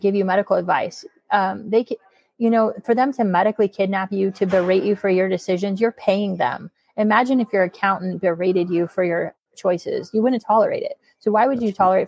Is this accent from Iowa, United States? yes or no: yes; Iowa, United States; now in St. Louis, United States; my hometown of Sheraton, Iowa